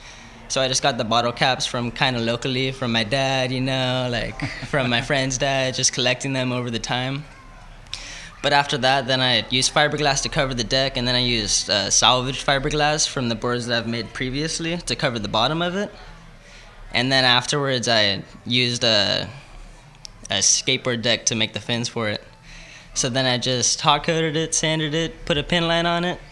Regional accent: El Segundo, California, United States; I'm from the South Bay. I was born and raised in El Segundo.

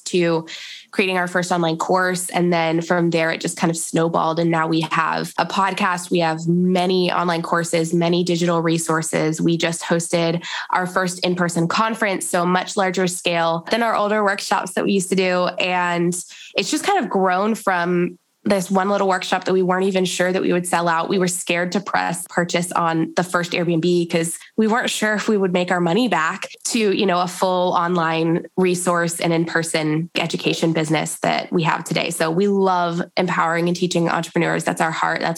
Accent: Ohio, United States; moved away; also born or lived in Northern California; I was from Ohio

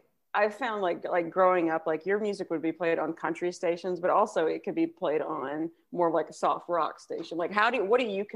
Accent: South Texas, United States; I grew up in Texas

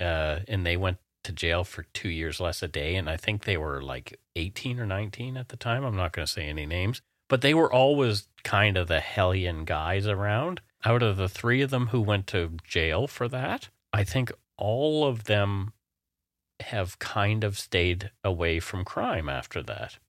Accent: Canada; We are ordinary Canadian schmucks

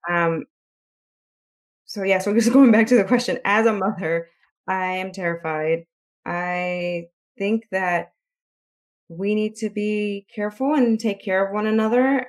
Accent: Chicago, Illinois, United States; I'm from Chicago, so I live in a city

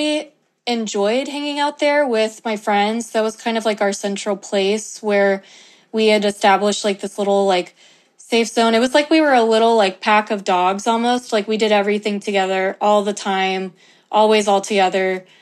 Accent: Tallahassee, Florida, United States; I'm from Tallahassee, Florida

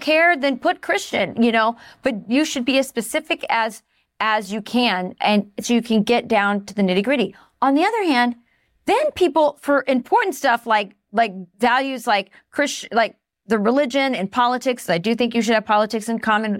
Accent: Southwest, United States; I was from the Southwest

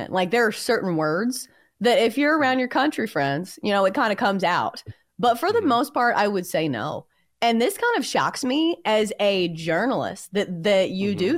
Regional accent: Southern United States, United States; accent: Southern; I'm from the South. So I had yeah. a much stronger Southern accent when I first started doing this

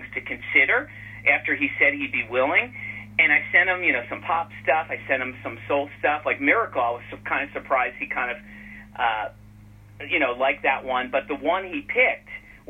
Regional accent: Philadelphia, Pennsylvania, United States; I'm from Philly

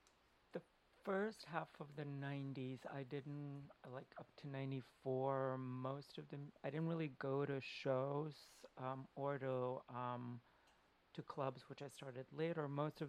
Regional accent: Belgrade, Serbia; born or raised there; moved away as an adult; also born or lived in France / Louisville, Kentucky; now in New York, United States

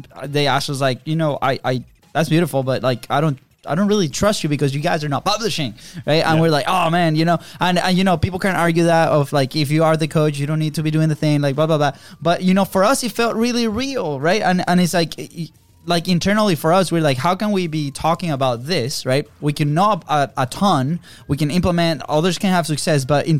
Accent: Venezuela; moved away; we come from Venezuela, a country that, like, if you express your thoughts, you're going to be hunted down, right? And we live in this amazing country

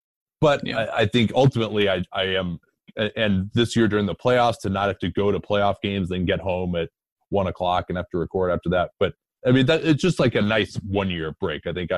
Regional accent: Chicago, Illinois, United States; moved away as an adult; also born or lived in Arizona; now in Bay Area, United States; I grew up in Chicago in the 90s. I lived in Arizona for the Nash Suns the next decade.

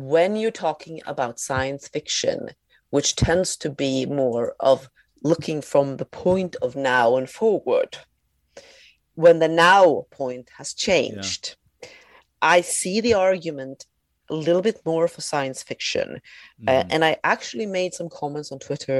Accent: Sweden; growing up in Sweden in the 80s and 90s

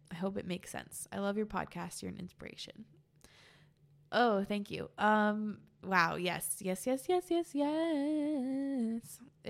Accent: Italy; I'm 16 and I'm from Italy.

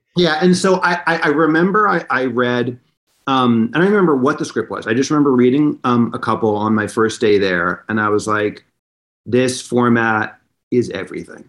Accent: Los Angeles, California, United States; moved away; also born or lived in New York; I lived in in Westwood, which was right by Westwood Village

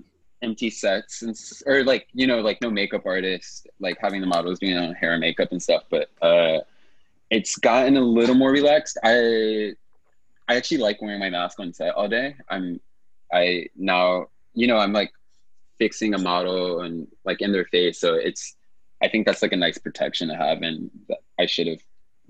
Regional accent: District of Columbia, United States; now in New York, United States; Our nation's capital, DC area, but I've been in New York for 16 years as of last month.

